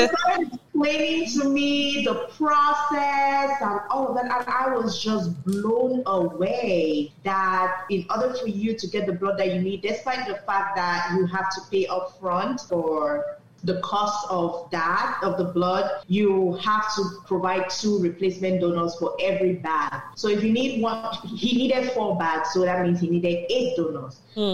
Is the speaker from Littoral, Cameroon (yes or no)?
yes; Douala, Littoral, Cameroon; moved away; we grew up in Douala, which is a city in Cameroon